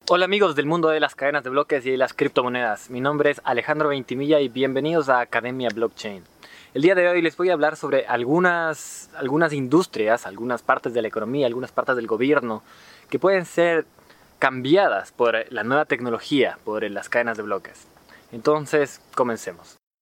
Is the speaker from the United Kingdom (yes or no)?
no; Ecuador; en mi país, en Ecuador